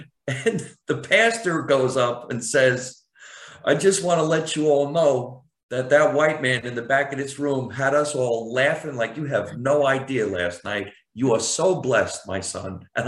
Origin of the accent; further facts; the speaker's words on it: New Jersey, United States; And you can't hear that I'm from New Jersey. I had no accent. I went to, acting school, and I did everything I could to get rid of my accent.